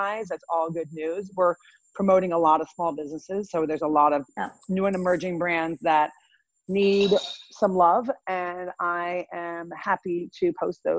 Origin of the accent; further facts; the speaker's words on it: Illinois, United States; now in New York, United States; I'm from Illinois